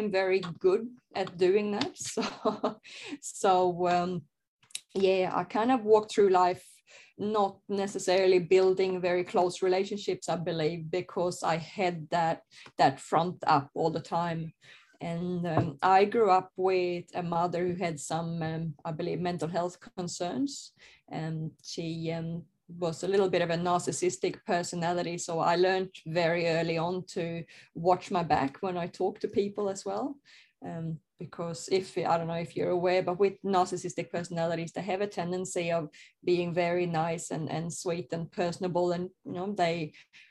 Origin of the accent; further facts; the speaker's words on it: Sweden; I grew up in Sweden in a, I guess, very normal conservative family